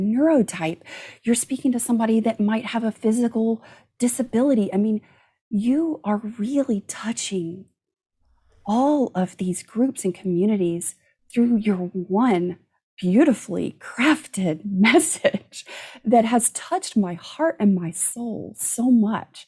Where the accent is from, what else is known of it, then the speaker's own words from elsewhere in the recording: Gulf Coast, United States; growing up on the Gulf Coast